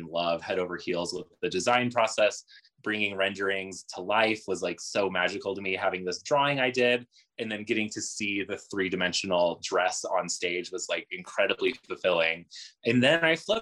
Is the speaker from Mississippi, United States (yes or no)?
yes; Jackson, Mississippi, United States; also born or lived in Albuquerque, New Mexico; Originally, I'm from Albuquerque, New Mexico. My family moved to Jackson, Mississippi in my childhood.